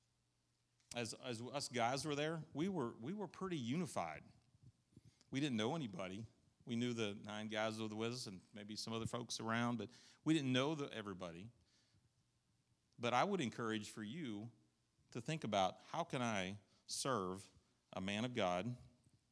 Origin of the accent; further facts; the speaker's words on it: New York, United States; now in Southern United States; I'm from New York